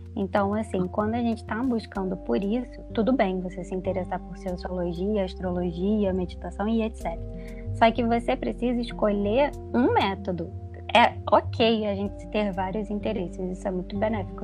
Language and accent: Portuguese; Rio de Janeiro, Brazil; now in Belo Horizonte, Brazil; sou carioca, como a Joyce disse que estou atualmente morando em Belo Horizonte